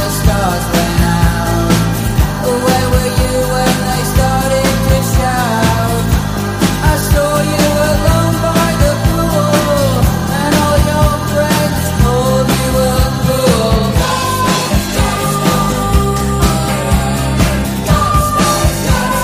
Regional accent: Hertford, East of England, United Kingdom; moved away; I've been up to Hertfordshire, my hometown of Hertford, over the weekend

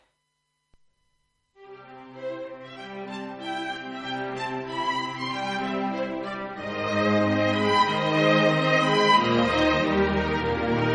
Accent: Liverpool, North West England, United Kingdom; the Royal Liverpool Philharmonic Orchestra, of course, my hometown orchestra

